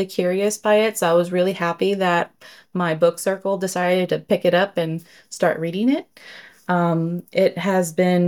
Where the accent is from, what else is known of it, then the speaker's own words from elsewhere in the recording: Southern California, United States; moved away as an adult; now in Alabama, United States; I was born and raised in California, in Southern California